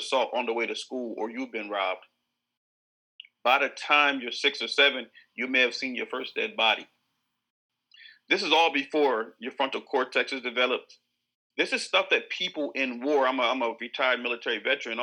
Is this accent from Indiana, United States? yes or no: no; Southern Delaware, United States; I'm born and raised in Southern Delaware, Cape and Lopin, proud Cape and Lopin alumni, alumnus.